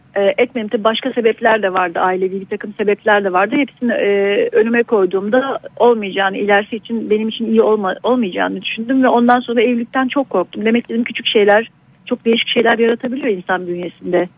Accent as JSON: {"language": "Turkish", "region": "Aegean Region", "country": "Turkey", "tie": "born or raised there", "also_born_or_lived": "Istanbul", "moved": "as an adult", "said": "Şu anda e, memleketim olan bir Ege kasabasındayım"}